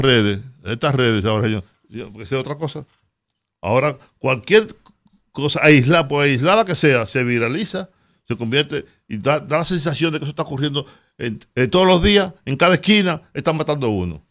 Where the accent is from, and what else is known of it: Dominican Republic